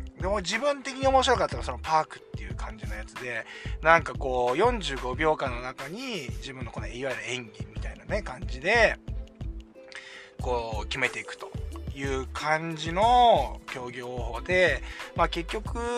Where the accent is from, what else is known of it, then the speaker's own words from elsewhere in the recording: Kujukuri coast, Chiba, Japan; 千葉の結構田舎の方に、九十九里浜の方にね、僕はあのー、え出身なんで、あっちの方で育った